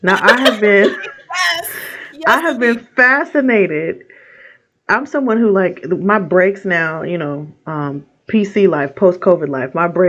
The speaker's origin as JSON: {"language": "English", "town": "Portland", "region": "Oregon", "country": "United States", "tie": "born or raised there", "said": "I am from Portland, Oregon, born and raised, although I've lived other places. Portland is my home."}